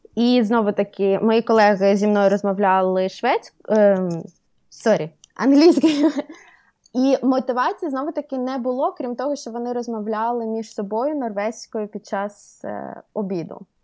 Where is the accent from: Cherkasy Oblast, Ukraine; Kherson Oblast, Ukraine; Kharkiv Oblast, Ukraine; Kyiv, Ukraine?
Kherson Oblast, Ukraine; Kherson; moved away as an adult; also born or lived in Sweden; now in Oslo, Norway; Я жила в, ем, в Україні, жила вчилася в Херсоні